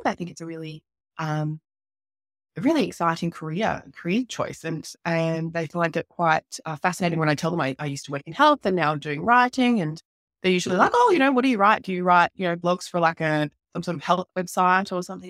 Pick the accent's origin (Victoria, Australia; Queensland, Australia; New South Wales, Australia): Queensland, Australia; Townsville; my hometown where I'm living now, which is up in, uh, North Queensland in Townsville